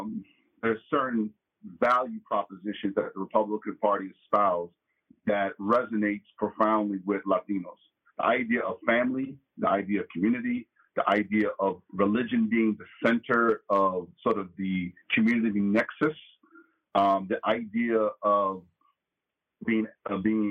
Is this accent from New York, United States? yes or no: yes; New York City, New York, United States; I'm from New York City